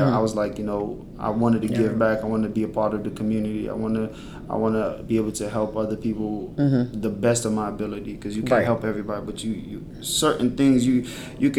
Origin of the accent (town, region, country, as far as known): PG, DC area, Maryland, United States; born or raised there; also born or lived in Sierra Leone